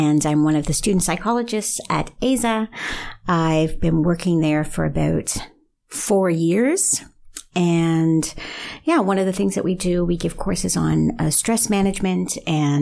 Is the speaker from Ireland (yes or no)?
no; Canada; moved away as an adult; also born or lived in Netherlands; now in Belgium; I'm Canadian originally, and I've been living in the Netherlands for almost 20 years.